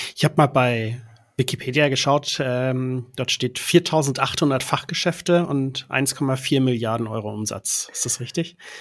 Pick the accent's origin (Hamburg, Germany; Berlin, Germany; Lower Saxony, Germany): Hamburg, Germany; ich komme aus Hamburg